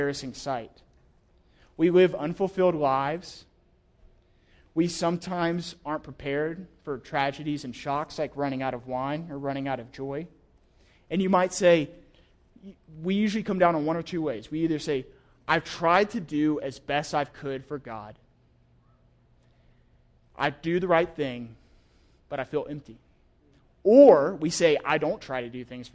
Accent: the South, United States; I'm from the South

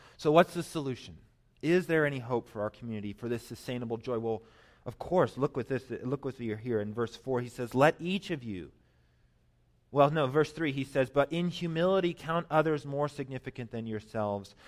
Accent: Colorado Springs, Colorado, United States; moved away as an adult; also born or lived in New York City; I grew up in Colorado, Colorado Springs

